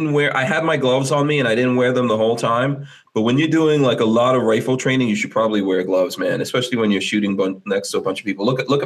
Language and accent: English; New York City, New York, United States; when I was a kid growing up in Far Rockaway